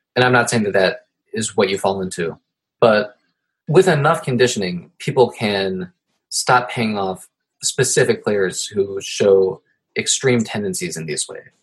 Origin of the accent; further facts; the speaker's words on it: Ohio, United States; now in New York, United States; I'm from Ohio